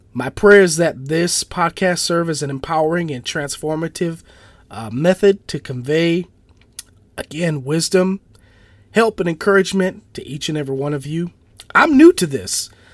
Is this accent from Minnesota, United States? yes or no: yes; St. Paul, Minnesota, United States; I was born and raised in St. Paul, Minnesota, which is the capital of Minnesota